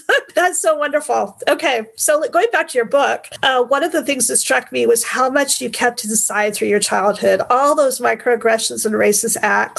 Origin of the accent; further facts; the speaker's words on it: United States; he chose Real American, and partly because he is British and I am American, like your parents.